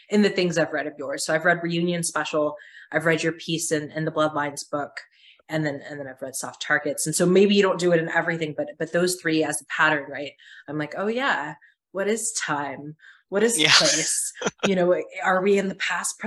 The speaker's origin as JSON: {"language": "English", "country": "United States", "said": "we as Americans and as an American culture"}